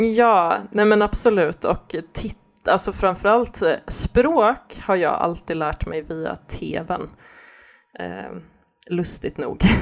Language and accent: Swedish; Gothenburg, Västra Götaland, Sweden; Jag, jag växte upp i Göteborg